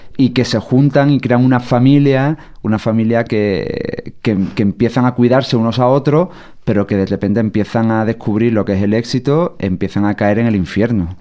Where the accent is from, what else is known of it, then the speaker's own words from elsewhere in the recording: Sierra de Cádiz, Andalusia, Spain; moved away; no había salido de mi pueblo de 5.000 habitantes de la Sierra de Cádiz